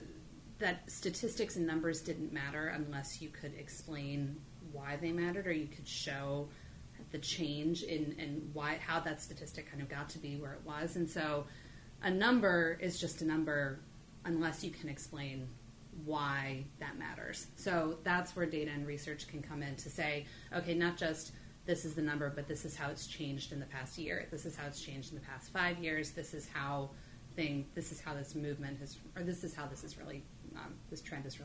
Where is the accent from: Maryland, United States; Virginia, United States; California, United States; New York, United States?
Virginia, United States; moved away as an adult; also born or lived in Greensboro, North Carolina; now in Boston, United States; I grew up in Virginia